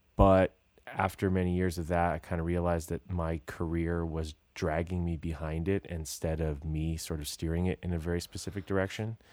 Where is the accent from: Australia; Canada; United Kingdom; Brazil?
Canada; British Columbia; moved away; I'm from British Columbia